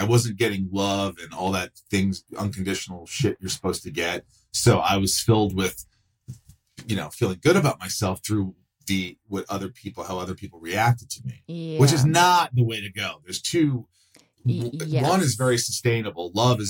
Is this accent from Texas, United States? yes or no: no; Indiana, United States; also born or lived in New York; we moved to Indiana from New York, which was a big change. How old are you? I was 8